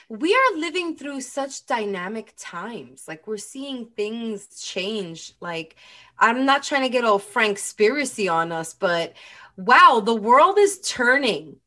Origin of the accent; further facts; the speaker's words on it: New York, United States; as a New Yorker